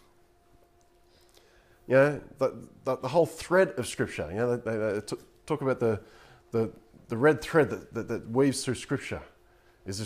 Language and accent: English; Coffs Harbour, New South Wales, Australia; I grew up in Coffs Harbour